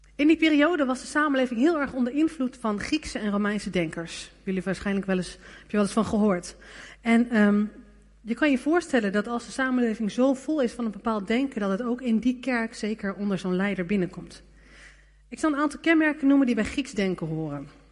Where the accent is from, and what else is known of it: Netherlands